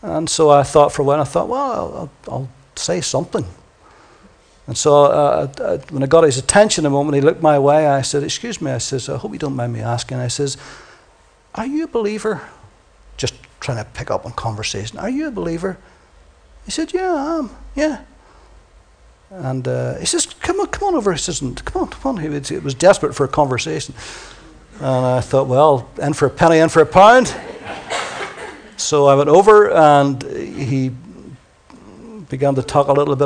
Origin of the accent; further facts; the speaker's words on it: Ireland; accent: Irish; my lovely Irish accent